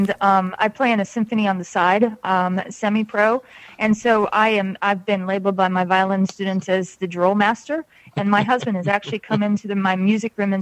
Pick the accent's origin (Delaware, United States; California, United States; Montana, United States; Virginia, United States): Virginia, United States; Charlottesville; now in Atlanta, United States; I'm from Atlanta, but I grew up in Virginia, not West Virginia, but Charlottesville, Virginia.